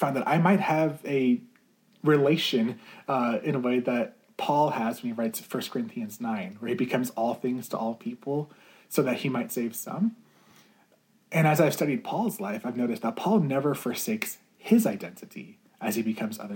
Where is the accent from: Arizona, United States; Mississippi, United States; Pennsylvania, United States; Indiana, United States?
Arizona, United States; Phoenix; also born or lived in Iowa; now in Tucson, United States; I was actually born in Iowa and grew up in the Phoenix area